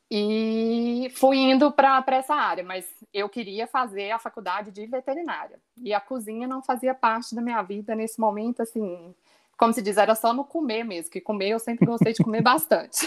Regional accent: Belo Horizonte, Minas Gerais, Brazil; also born or lived in Itabira / Australia; eu sou de Belo Horizonte

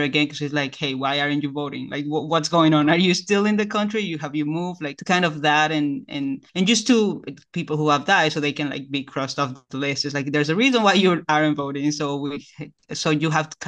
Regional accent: Bolivia; now in United States

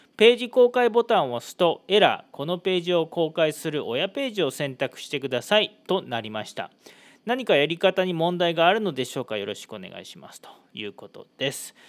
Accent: Yokkaichi, Mie, Japan; now in Iwakura, Japan; 僕の地元四日市では

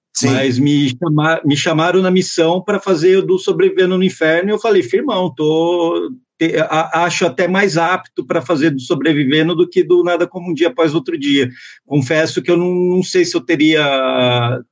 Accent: Santo André, São Paulo, Brazil; moved away; eu fui criado entre Santo André e o Parque São Rafael

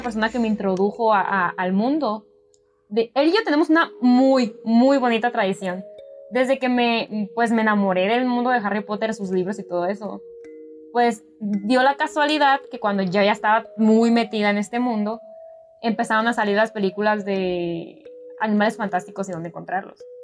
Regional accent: northern Mexico, Mexico; tú y yo somos de México

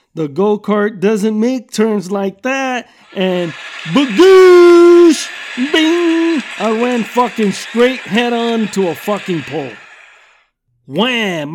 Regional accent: Southern California, United States; I'm from Southern California and I've lived here all my fucking life

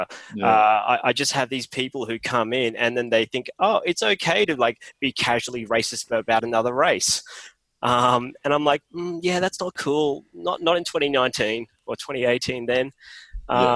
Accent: Mackay, Queensland, Australia; also born or lived in Sri Lanka / Sydney / Sunshine Coast; I grew up in Mackay

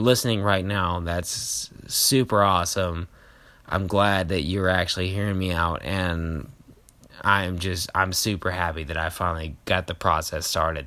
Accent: Kentucky, United States; moved away; I know everybody from back home because I grew up in Kentucky

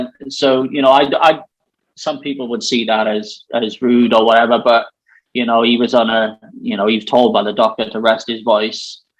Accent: Aberdeen, Scotland, United Kingdom; I'm from Aberdeen.

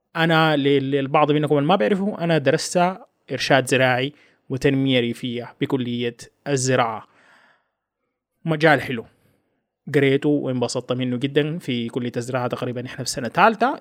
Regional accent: Sudan; هنا في بلدنا السودان

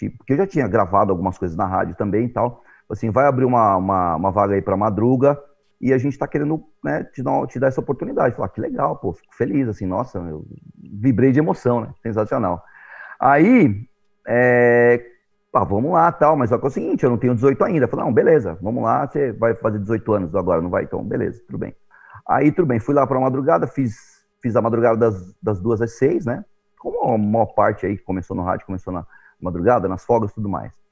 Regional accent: São Paulo, Brazil; born there; eu sou nascido em São Paulo, mas já, assim, sou frequentador da Baixada, morador da Baixada aqui do, do, do litoral, já há um bom tempo aí, quase 40 anos

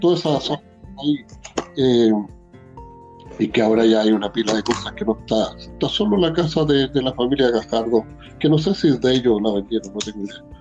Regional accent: Linares, Maule, Chile; also born or lived in Las Hornillas; yo nací en el campo, en un lugar que se llama eh, bueno, nací en Linares, en el hospital, pero después me llevaron, porque vivíamos allá, en un lugar que se llama Las Hornillas o Las Obras, que queda unos ah. de Linares

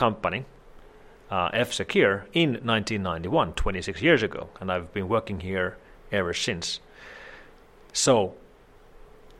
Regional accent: Helsinki, Uusimaa, Finland; I was born here in Helsinki area in Finland, and I've lived all my life here. I've never lived anywhere else

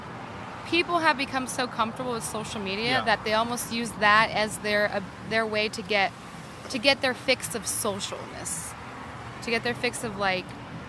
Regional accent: California, United States; now in Houston, United States; I am 29 years old and I'm from California. I live in Texas now. I live in Houston.

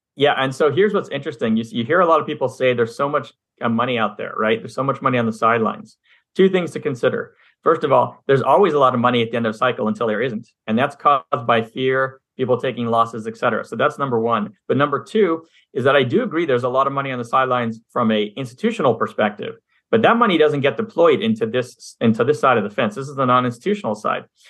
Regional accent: Montreal, Quebec, Canada; now in United States; I'm originally from Montreal, Canada, grew up there for half my life, came down to the U S

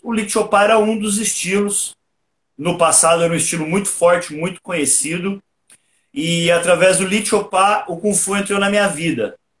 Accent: Porto Ferreira, São Paulo, Brazil; eu sou natural aqui de Porto Ferreira, interior de São Paulo mesmo.

